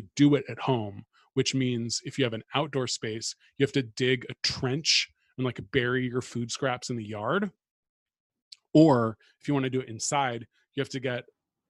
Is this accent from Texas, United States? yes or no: no; Bay Area, California, United States; now in New York, United States; I grew up in the Bay Area where everyone like prides themselves on how good the tap water is.